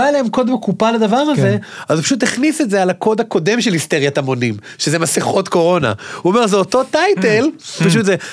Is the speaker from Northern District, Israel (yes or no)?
no; Ashdod, Southern District, Israel; ואני, כמו שהוא אומר, אני גדלתי באשדוד, אני אומר כל הזמן לאנשים, שמע, אני חצי מרוקאי.